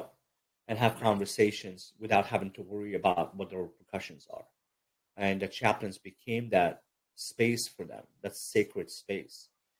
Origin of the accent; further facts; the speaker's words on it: Brooklyn, New York, United States; also born or lived in Egypt; I mean, like I said, I grew up in Egypt and then in Brooklyn, New York, was raised.